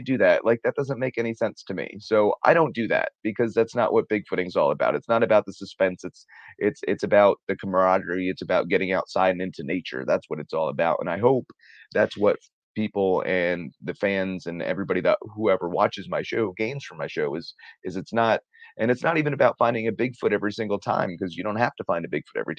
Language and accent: English; New Jersey, United States; I'm from New Jersey